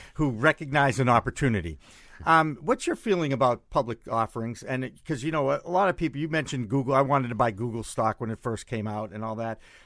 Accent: Massachusetts, United States; my home state

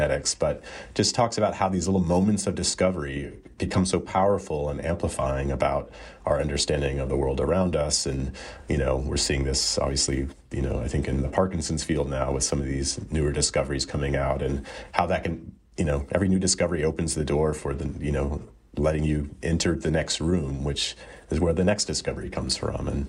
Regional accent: Texas, United States; I grew up in Texas

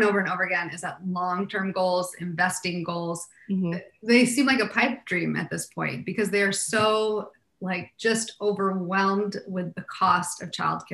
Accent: Portland, Oregon, United States; moved away; also born or lived in Delaware, United States / Los Angeles, United States; I was actually born on the East Coast, a little state called Delaware. But I grew up in the Pacific Northwest in Portland, Oregon.

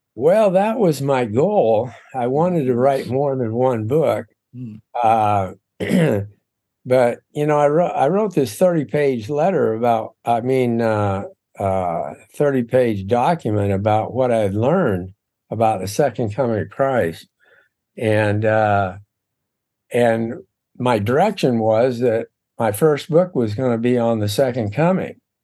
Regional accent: Seattle, Washington, United States; moved away as an adult; also born or lived in Houston, Texas; I was born in Seattle, Washington.

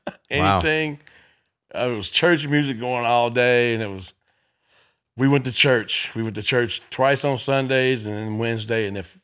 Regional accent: Memphis, Tennessee, United States; Memphis, Tennessee.

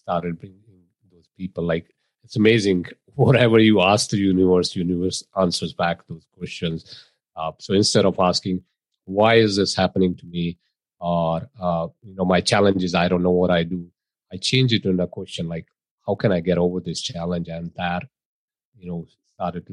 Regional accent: India; moved away as an adult; now in United States; I was born, I was raised in India, I moved to US, got into IT, spent 20 years working with retailers

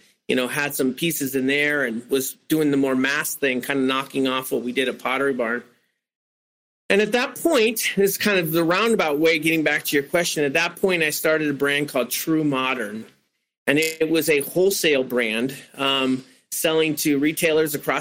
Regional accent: San Francisco, California, United States; I grew up in San Francisco

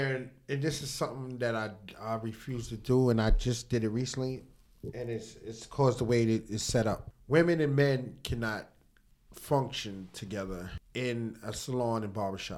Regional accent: New York, United States; also born or lived in Virginia / Atlanta; I'm a New Yorker.

